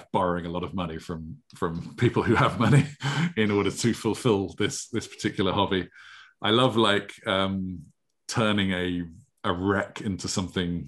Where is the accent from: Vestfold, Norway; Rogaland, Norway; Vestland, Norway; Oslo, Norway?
Rogaland, Norway; Stavanger; moved away; I grew up in Norway